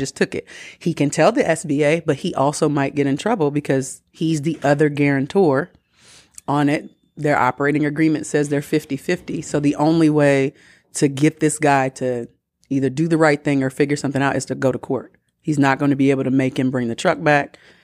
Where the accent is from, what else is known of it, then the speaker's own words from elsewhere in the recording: Atlanta, Georgia, United States; I'm from Atlanta